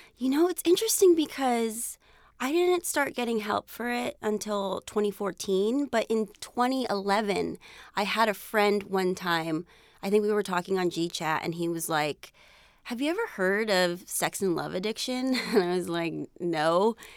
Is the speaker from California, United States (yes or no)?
yes; San Jose, California, United States; I grew up in San Jose, California, and, um, my parents immigrated here from the Philippines